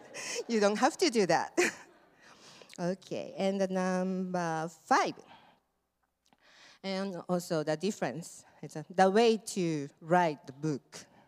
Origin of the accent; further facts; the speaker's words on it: Japan; now in United States; I'm from Japan.